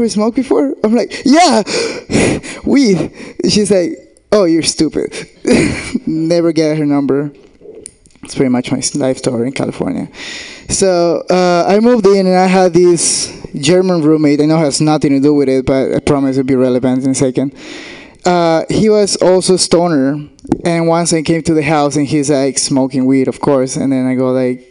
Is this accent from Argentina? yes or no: yes; Argentina; English is a second language; moved away; I'm from Argentina, which means I have a fucking accent